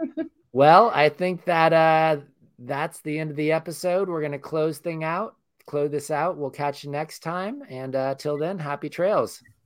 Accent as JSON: {"language": "English", "region": "Northern California", "country": "United States", "said": "we're all from Northern California"}